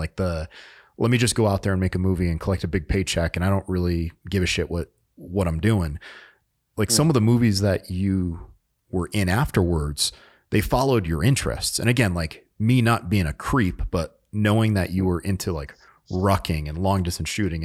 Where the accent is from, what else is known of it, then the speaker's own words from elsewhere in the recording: New England, United States; I grew up in New England